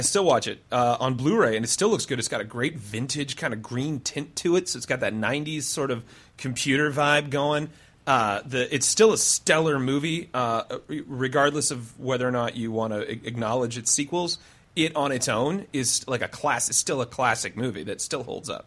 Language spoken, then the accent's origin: English; Clive, Iowa, United States; I grew up in Lutheran Iowa